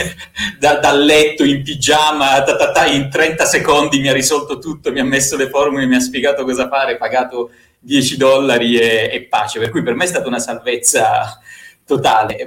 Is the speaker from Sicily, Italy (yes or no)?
no; Bari, Apulia, Italy; moved away as an adult; also born or lived in Rome; mi sono trasferito da Bari a Roma.